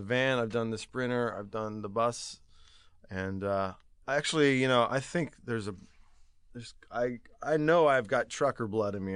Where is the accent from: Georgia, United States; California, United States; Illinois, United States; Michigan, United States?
California, United States; Lakewood; I'm from just outside of Long Beach, uh, town called Lakewood